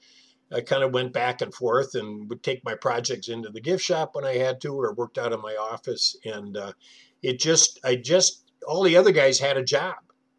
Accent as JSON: {"language": "English", "region": "North Dakota", "country": "United States", "tie": "born there", "also_born_or_lived": "Ohio / Wisconsin", "said": "So I was born in North Dakota. I lived in Ohio. I lived in every Midwestern state, with the exception of Minnesota somehow, and went to three different high schools before I graduated."}